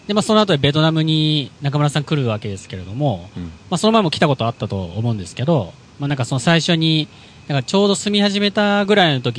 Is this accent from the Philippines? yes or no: yes; Philippines; で僕、フィリピンで育ったんですけど、